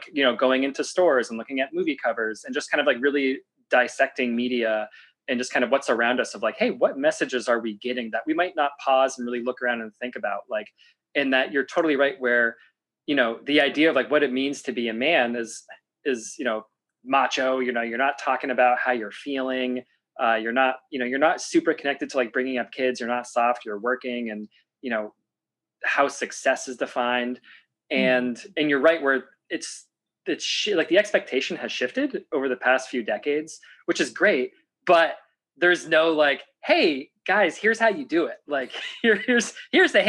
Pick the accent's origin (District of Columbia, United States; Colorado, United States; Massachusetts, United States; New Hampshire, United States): New Hampshire, United States; Meredith; the community I grew up in Meredith, New Hampshire